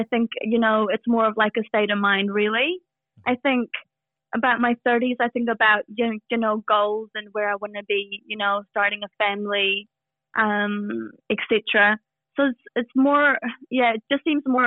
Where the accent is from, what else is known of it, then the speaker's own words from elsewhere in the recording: New Zealand; moved away as an adult; now in Sydney, Australia; I'm a Kiwi. I recently moved to Sydney about a year ago